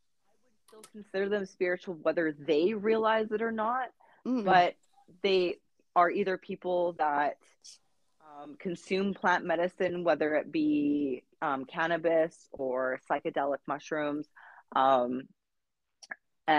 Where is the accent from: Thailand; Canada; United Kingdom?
Canada; being Canadian